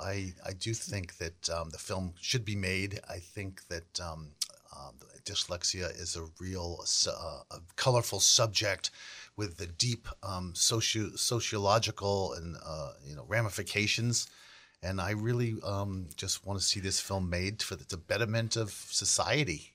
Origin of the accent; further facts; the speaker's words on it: Weston, Massachusetts, United States; also born or lived in Milton; I was born in Milton, but we ended up living most of my life in Weston